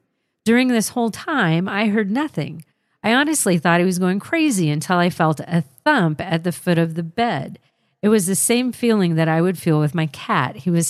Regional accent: Mesa, Arizona, United States; I grew up in Mesa, Arizona. From what I can recall, everywhere that I've lived, I've always experienced something.

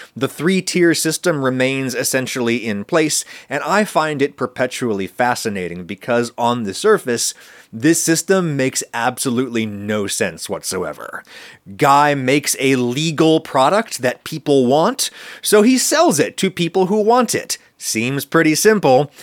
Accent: United States; I'm American

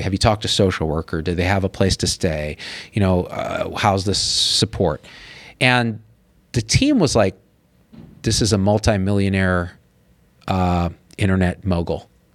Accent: Clovis, California, United States; moved away as an adult; also born or lived in Berkeley, California / San Francisco, California; I was always the other in Clovis, California

